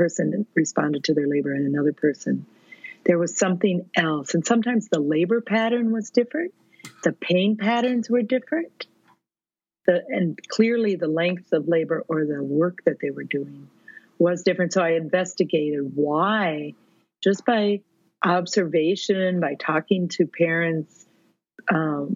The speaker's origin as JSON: {"language": "English", "region": "Minnesota", "country": "United States", "said": "I'm a midwife from Minnesota"}